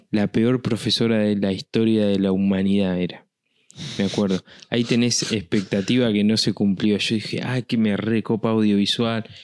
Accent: La Pampa, Argentina; now in Buenos Aires, Argentina; Yo cuando me vine de La Pampa, vine a estudiar, me vine a estudiar a Buenos Aires, ¿no? A estudiar y trabajar acá.

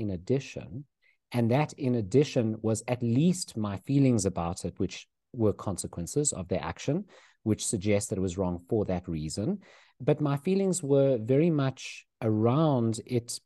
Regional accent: South Africa; growing up in South Africa

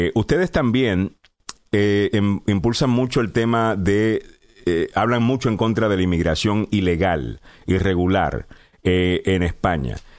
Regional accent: Puerto Rico; yo soy puertorriqueño

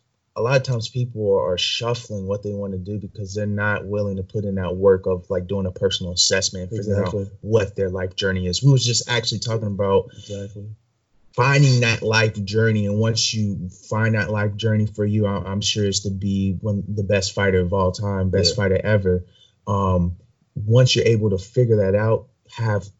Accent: Michigan, United States; even when I was growing up, and I'm from Michigan, and I was growing up and I was wrestling

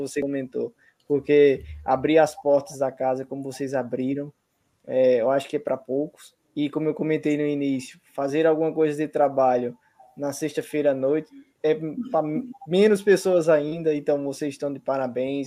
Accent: Paraíba, Brazil; eu sou da Paraíba

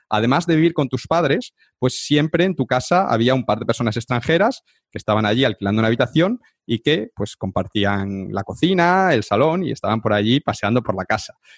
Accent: Cáceres, Extremadura, Spain; Tú eres de Inglaterra, yo soy de, España, de Cáceres, pero nos conocimos en Colombia.

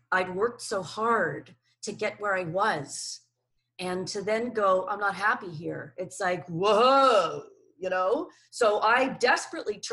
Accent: Canada; moved away; also born or lived in New Zealand; So I lived in New Zealand for 29 years. I'm originally Canadian

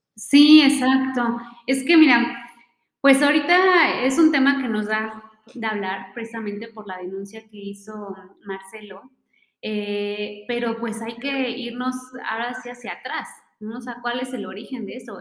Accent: Mexico

